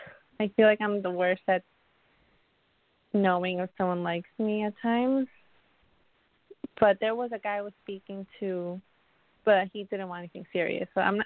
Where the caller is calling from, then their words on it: Connecticut, United States; I'm calling from Connecticut.